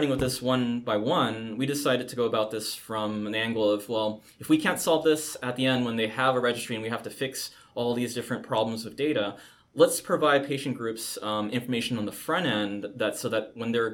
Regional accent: San Francisco, California, United States; I grew up in Chinatown, San Francisco

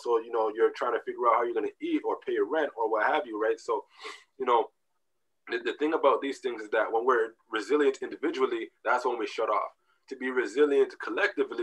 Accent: Canada; also born or lived in Jamaica; I came to Canada when I was, I don't know, two and a half

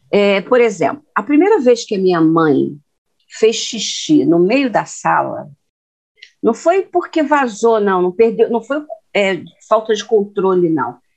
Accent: Minas Gerais, Brazil; eu sou de Minas

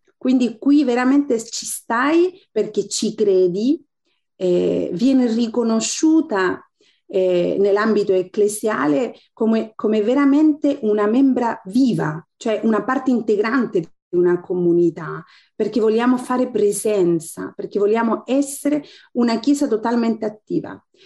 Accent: Chile; Italian is a second language; moved away as an adult; also born or lived in Italy; now in Istanbul, Turkey; Lì sono nata, sono cresciuta

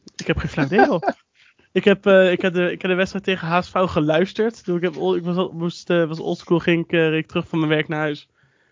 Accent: Netherlands; ons als Nederlanders

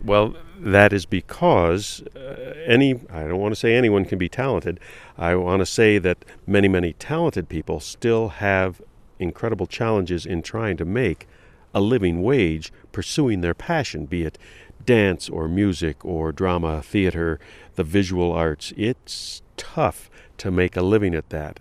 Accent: Detroit, Michigan, United States; also born or lived in Columbus, Ohio; I was born in, in the Midwest, in Columbus, Ohio, raised in Detroit on the West Side

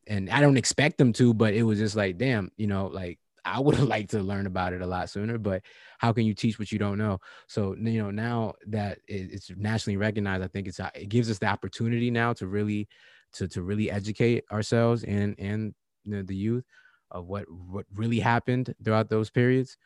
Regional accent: Virginia, United States; I'm from Virginia, and you know, and born and raised

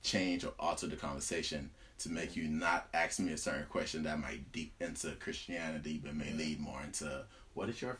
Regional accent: Cameroon; English is a second language; moved away; I'm from Cameroon.

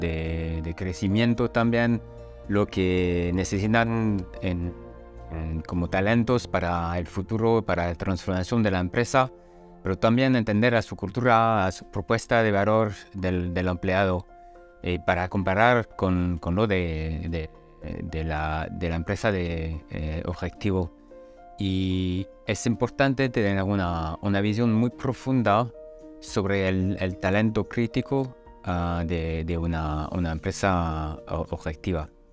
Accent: France; Spanish is a second language; now in Germany; soy francés, vivo en Alemania y, trabajo en alemán y en inglés.

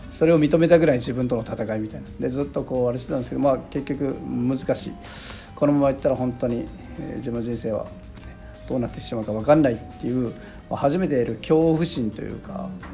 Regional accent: Sapporo, Hokkaido, Japan; born or raised there

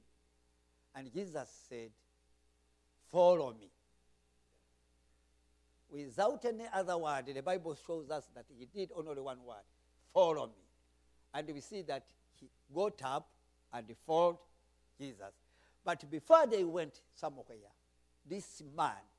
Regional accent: Rwanda; accent: Rwandan English; I'm speaking English, but Rwandan English.

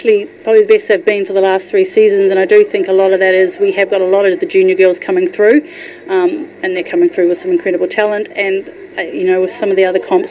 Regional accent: New Zealand; I'm a Kiwi, so I guess it's just in my blood

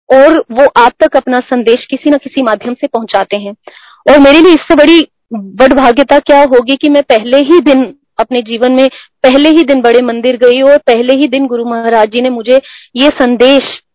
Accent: Himachal Pradesh, India; moved away as an adult; now in Delhi, India; हम हिमाचल से हैं तो दिल्ली में प्योरली जॉब के पर्पज से रह रहे हैं

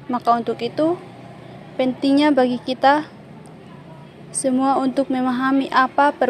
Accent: Sabu, East Nusa Tenggara, Indonesia; born there; dengan NIM 13 2020 031. Saya lahir di Sabu tanggal 2 Juni 2000.

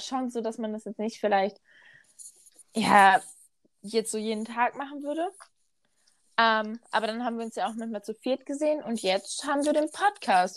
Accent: Ruhr area, North Rhine-Westphalia, Germany; ich komme ja wirklich richtig aus dem Ruhrgebiet

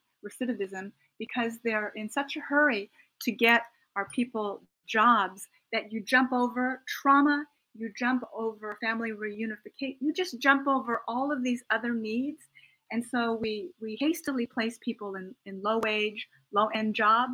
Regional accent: United States; a middle-class Japanese American who speaks English, even though my parents were incarcerated during World War II

